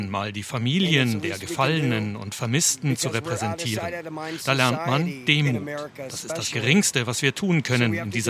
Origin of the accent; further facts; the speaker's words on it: Germany; now in United States; Ich als Deutscher, Nicht-Amerikaner, kriege Gänsehaut, der auch niemals in der Bundeswehr gedient hat.